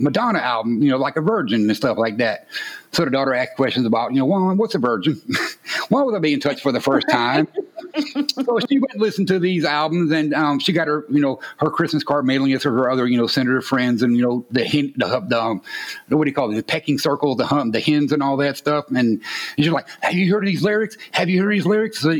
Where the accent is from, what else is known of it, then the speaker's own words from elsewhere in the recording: Orlando, Florida, United States; accent: Southern; moved away as an adult; also born or lived in Ohio / Tennessee / Washington State; now in Georgia, United States; I'm fourth generation born and raised Florida, in Orlando